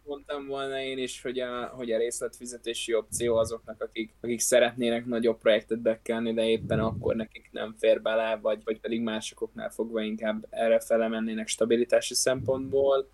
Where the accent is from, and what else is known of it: Hungary